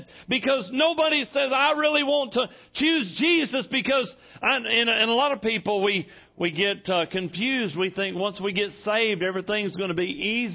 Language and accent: English; Hamburg, Arkansas, United States; I'm from Hamburg.